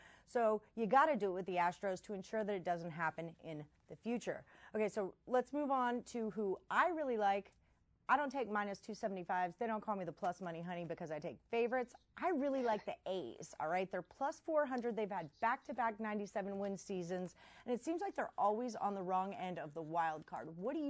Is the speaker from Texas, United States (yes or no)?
yes; Texas, United States; I'm from Texas and I feel like I'm louder than you.